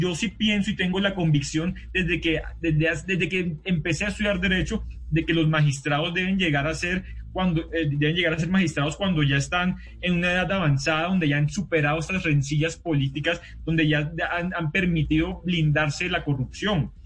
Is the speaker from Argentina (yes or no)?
no; Santa Marta, Magdalena, Colombia; soy de Santa Marta, yo no soy de Nariño